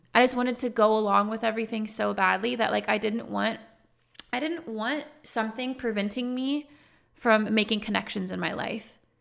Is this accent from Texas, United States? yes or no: yes; Texas, United States; I grew up in Texas